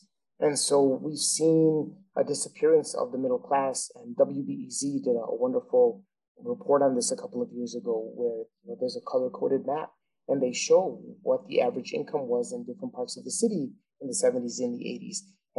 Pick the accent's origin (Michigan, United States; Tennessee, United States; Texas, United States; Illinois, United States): Illinois, United States; Chicago; And I grew up around 26th Street in Little Village. I will forever be from Little Village, you know. Mm-hmm. I live a little more south and a little more west now, but I still say I'm from Little Village in 26th Street.